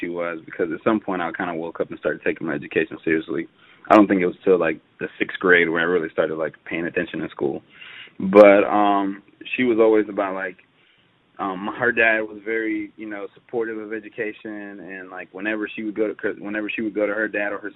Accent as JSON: {"language": "English", "town": "Atlanta", "region": "Georgia", "country": "United States", "tie": "born or raised there", "said": "Born and raised in Atlanta, Georgia"}